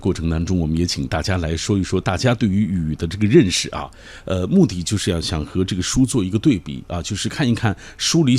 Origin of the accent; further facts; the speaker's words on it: Xinjiang, China; 那我是来自于新疆